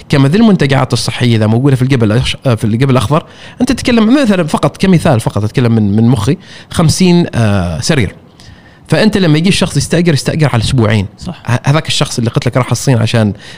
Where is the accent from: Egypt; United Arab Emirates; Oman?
Oman; انا عماني وانا سائح